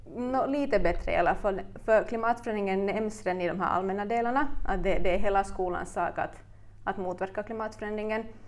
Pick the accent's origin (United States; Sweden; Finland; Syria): Finland; Turku, Southwest Finland; moved away as an adult; also born or lived in Ostrobothnia; now in Vaasa, Finland; I själ och hjärta är jag en Åbobo som hamnade i Österbotten för ungefär tio år sedan när jag flyttade hit